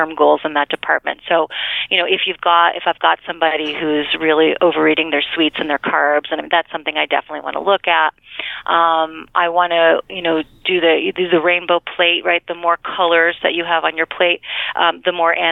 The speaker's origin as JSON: {"language": "English", "country": "United States", "also_born_or_lived": "New York", "said": "I am from Connecticut, New York"}